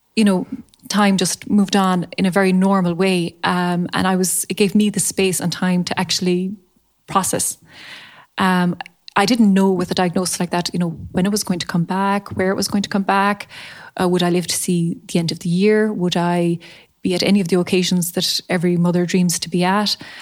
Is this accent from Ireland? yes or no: yes; Charleville, Munster, Ireland; also born or lived in Limerick / Dublin / Waterford; I am from Charleville, County Cork. I grew up here